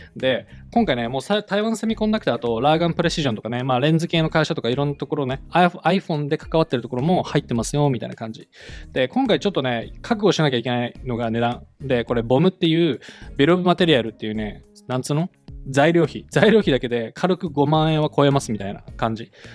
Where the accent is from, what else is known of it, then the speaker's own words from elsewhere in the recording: United States; アメリカ人なので私